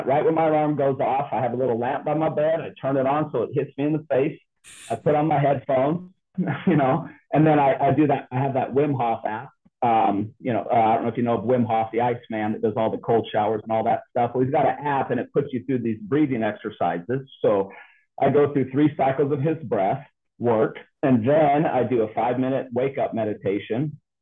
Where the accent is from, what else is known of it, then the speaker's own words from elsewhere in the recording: United States; I was born in the United States of America